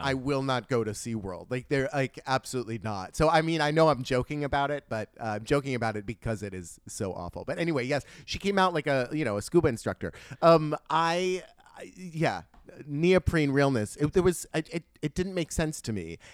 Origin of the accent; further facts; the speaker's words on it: United States; as an American